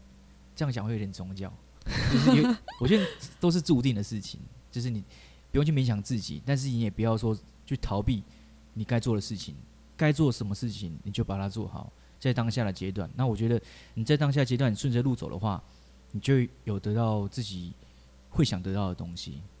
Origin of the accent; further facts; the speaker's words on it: Taichung, Taiwan; 我刚高中就是在我住台中，我是台中人，然后我在台中火车站的地下道开始表演。